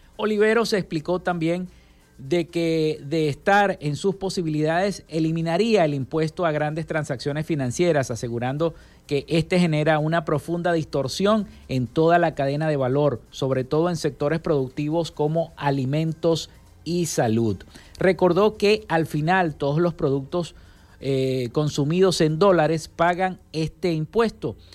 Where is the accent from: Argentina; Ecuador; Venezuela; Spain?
Venezuela; nuestro país, Venezuela